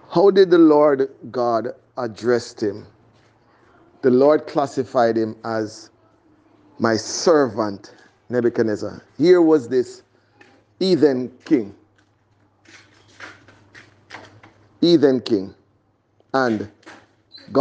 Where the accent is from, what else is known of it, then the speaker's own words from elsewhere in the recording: Jamaica; moved away; In my hometown, back in Jamaica